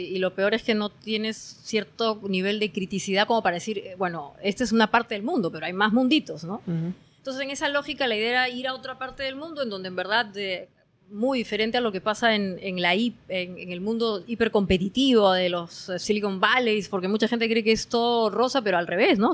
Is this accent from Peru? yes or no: yes; Peru; moved away as an adult; now in Norway; como peruano